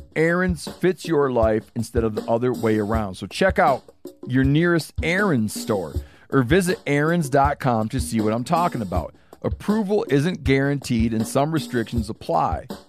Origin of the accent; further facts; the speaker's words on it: Michigan, United States; moved away; Michigan, my home state